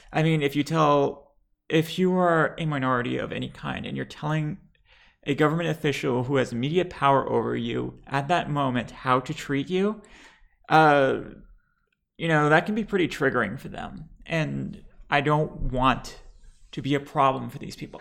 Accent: Lebanon; now in United States; I am bi trans Lebanese

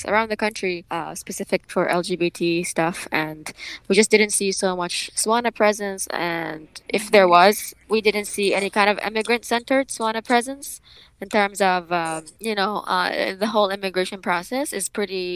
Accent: Yemen; also born or lived in Boston, United States; now in San Francisco / Oakland, United States; I am originally from Yemen. I immigrated here to the US 10 years ago.

